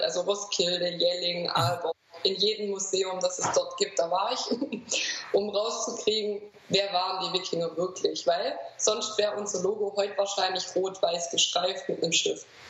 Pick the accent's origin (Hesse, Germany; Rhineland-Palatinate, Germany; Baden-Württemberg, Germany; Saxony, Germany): Baden-Württemberg, Germany; Swabia; accent: Swabian; ich bin aus dem Schwabenland, das wird man auch hören